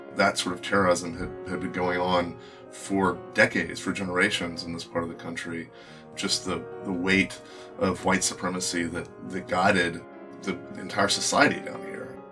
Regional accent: Birmingham, Alabama, United States; we're both from Alabama, from Birmingham.

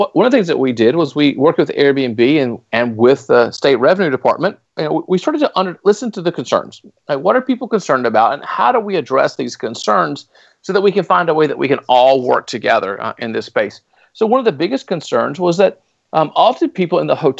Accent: Raleigh, North Carolina, United States; the city of Raleigh, which happens to be my hometown, Raleigh, North Carolina

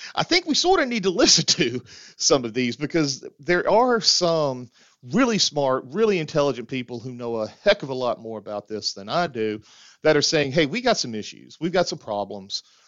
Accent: the South, United States; as a Southerner

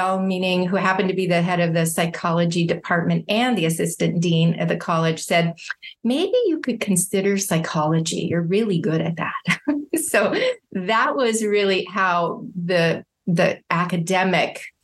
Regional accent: San Diego, California, United States; also born or lived in Indianapolis, Indiana; now in Orange County, United States; And then I grew up in San Diego, California

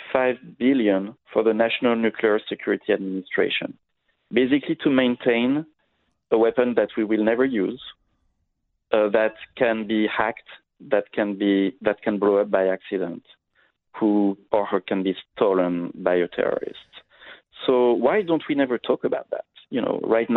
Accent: France; I grew up in France, in Europe

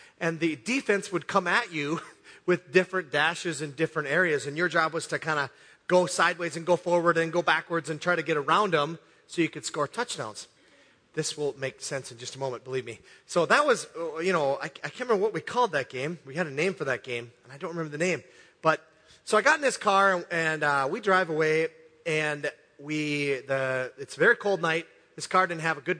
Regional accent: Hibbing, Minnesota, United States; St. Louis County Fair in my hometown, Hibbing, Minnesota

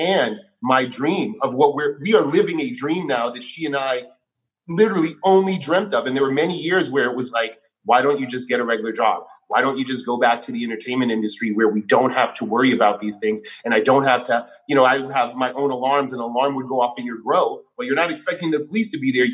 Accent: New York City, New York, United States; I grew up punk rock in New York City.

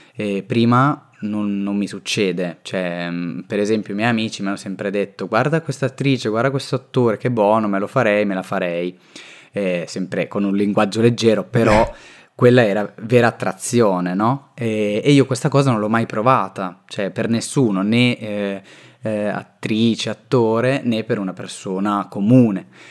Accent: Rimini, Emilia-Romagna, Italy; now in Milan, Italy; io vengo da Rimini e ora vivo a Milano

